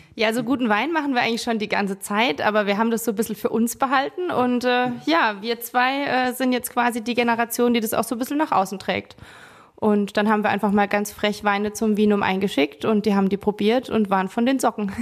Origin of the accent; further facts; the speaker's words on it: Rhineland-Palatinate, Germany; hier bei uns in der Pfalz